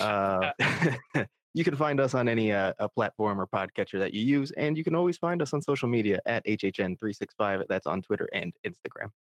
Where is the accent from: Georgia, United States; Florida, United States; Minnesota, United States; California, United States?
Florida, United States; South; I grew up in South Florida